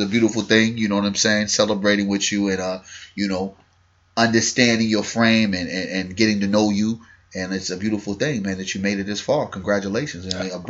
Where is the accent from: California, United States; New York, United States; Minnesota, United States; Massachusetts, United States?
New York, United States; New York City; my hometown.